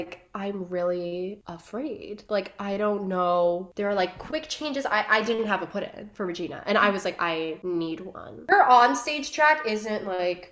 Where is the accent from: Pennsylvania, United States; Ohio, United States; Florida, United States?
Florida, United States; Miami; born or raised there